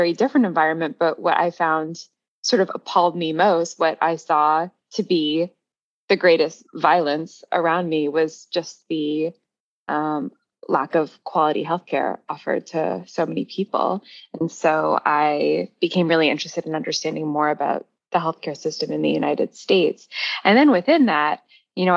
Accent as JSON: {"language": "English", "town": "Toronto", "region": "Ontario", "country": "Canada", "tie": "born or raised there", "also_born_or_lived": "London, England", "moved": "as an adult", "said": "I grew up in Toronto"}